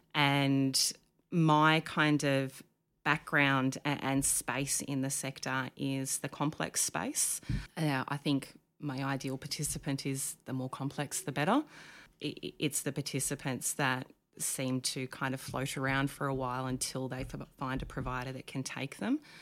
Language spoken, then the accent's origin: English; Dalmeny, New South Wales, Australia; moved away as an adult; also born or lived in Canberra; now in Queensland, Australia; I grew up on the south coast of New South Wales in a little teeny tiny town called Dalmeny, which is near Bateman's Bay